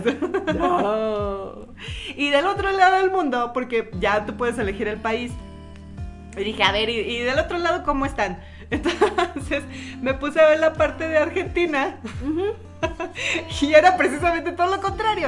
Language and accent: Spanish; Mexico; somos mexicanas